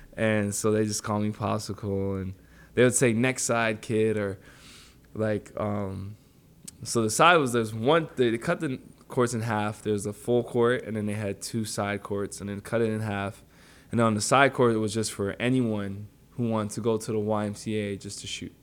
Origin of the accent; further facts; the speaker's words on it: Toronto, Ontario, Canada; moved away; I grew up in Warren and Finch